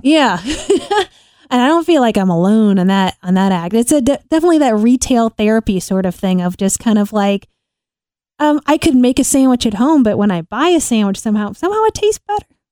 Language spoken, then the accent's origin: English; Illinois, United States; moved away as an adult; also born or lived in New York; we're both from Illinois